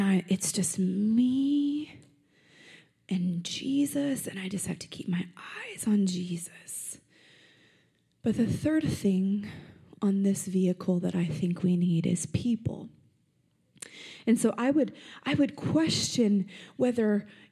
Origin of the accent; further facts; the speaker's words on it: Las Vegas, Nevada, United States; I'm from Vegas. I'm born here, and it's my city.